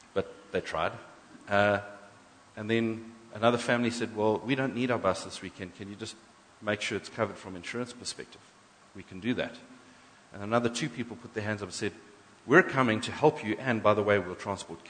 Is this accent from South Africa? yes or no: yes; South Africa; we're first black, white, English, Afrikaans, Zulu, and then we're South African.